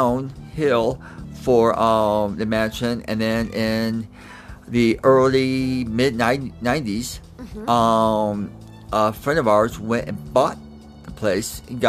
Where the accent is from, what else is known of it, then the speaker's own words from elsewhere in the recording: Orange County, California, United States; also born or lived in Denver, Colorado; When I was in sixth grade, we moved to California, and I grew up in Orange County.